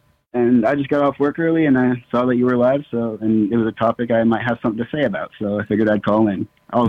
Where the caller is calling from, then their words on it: Nebraska, United States; I'm calling from Nebraska.